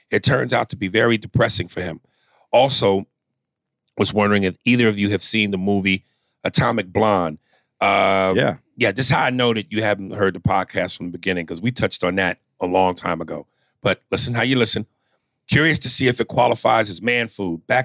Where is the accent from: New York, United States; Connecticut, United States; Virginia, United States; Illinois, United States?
New York, United States; Long Island; I grew up in Long Island, New York.